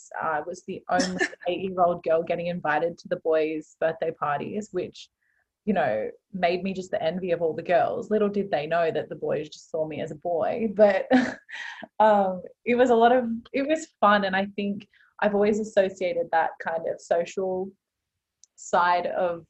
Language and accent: English; Australia; growing up in Australia